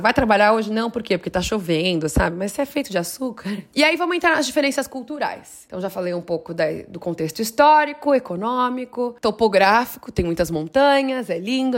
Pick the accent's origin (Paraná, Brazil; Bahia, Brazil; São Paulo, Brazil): São Paulo, Brazil; Guarulhos; moved away as an adult; now in California, United States; Guarulhos, minha terra natal